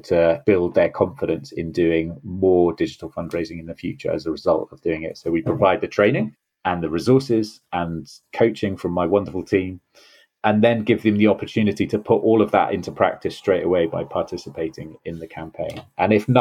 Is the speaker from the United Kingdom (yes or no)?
yes; Swansea, Wales, United Kingdom; moved away as an adult; also born or lived in just outside London; now in near London, United Kingdom; I grew up in South Wales in Swansea and loved living there, loved growing up there